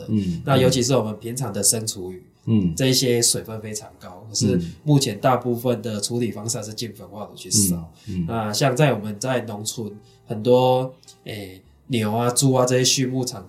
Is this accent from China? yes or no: no; Chiayi, Taiwan; 那负因为我是嘉义人，所以那时候是负责嘉义区域的